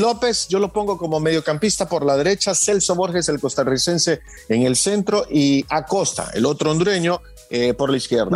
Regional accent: El Salvador; no lo digo como salvadoreño

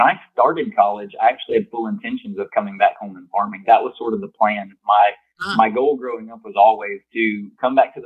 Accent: Plant City, Florida, United States; growing up on my family's farm in Plant City, Florida. I grew up in strawberry and mixed vegetable production

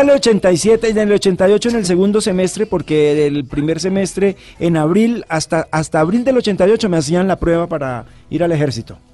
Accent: San Gil, Santander, Colombia; now in Bogotá, Colombia; mis padres a los seis meses eh, de yo haber nacido se fueron a vivir a San Gil

